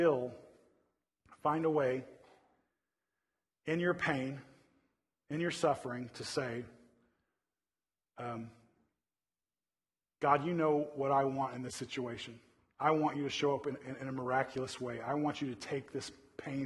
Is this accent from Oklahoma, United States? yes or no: yes; Oklahoma City, Oklahoma, United States; now in Northern California, United States; I grew up in Oklahoma City